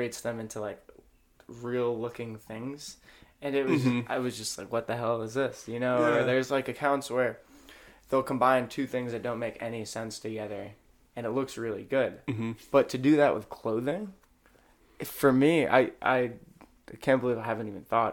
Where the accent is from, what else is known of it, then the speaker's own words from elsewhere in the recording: Sarasota, Florida, United States; moved away as an adult; now in Pittsburgh, United States; Sarasota, Florida is where I grew up